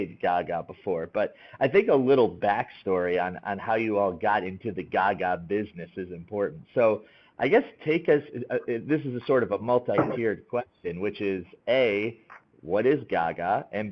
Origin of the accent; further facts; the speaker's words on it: Buffalo, New York, United States; I grew up in the Buffalo area